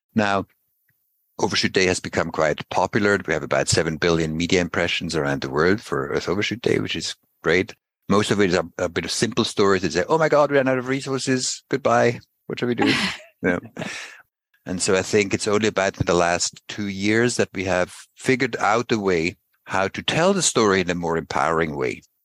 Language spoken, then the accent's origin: English; Basel, Basel-Stadt, Switzerland; I grew up in Basel